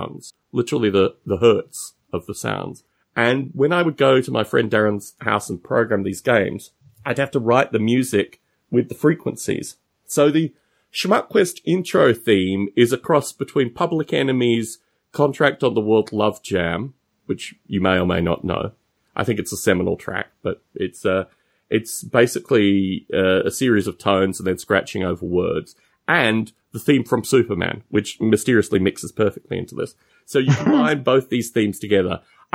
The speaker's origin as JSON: {"language": "English", "town": "Canberra", "region": "Australian Capital Territory", "country": "Australia", "tie": "born or raised there", "also_born_or_lived": "Adelaide, South Australia / Bathurst, New South Wales", "moved": "as an adult", "said": "I was born in Adelaide, spent about 18 months there, formative years. And then we moved to a place called Bathurst, which is in New South Wales. And we were in Bathurst for a few years. And then we ended up in Canberra"}